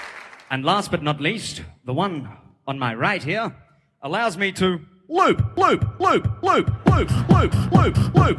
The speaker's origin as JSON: {"language": "English", "town": "Brisbane", "region": "Queensland", "country": "Australia", "said": "I'm from Brisbane, which is a great city to live in."}